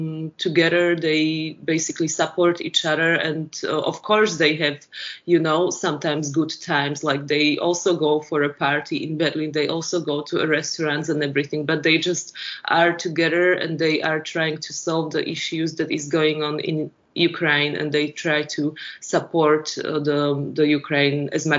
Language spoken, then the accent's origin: English; Slovakia; born there; English is a second language; It's like I was born in Slovakia, but the last 100 years before, it had so many different names.